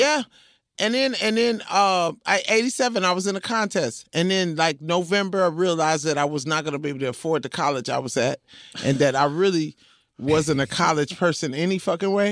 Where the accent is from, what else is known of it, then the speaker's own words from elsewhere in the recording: Compton, California, United States; I'm from Compton